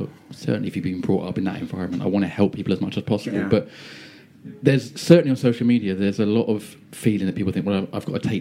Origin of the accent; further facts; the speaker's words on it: Edenbridge, South East England, United Kingdom; I grew up in Edenbridge in Kent